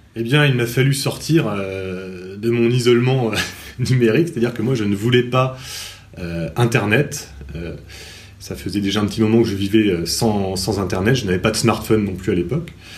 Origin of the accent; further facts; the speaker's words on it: Cherbourg, Normandy, France; j'ai grandi également à Cherbourg. Euh, je suis professeur de lettres histoire dans cette même ville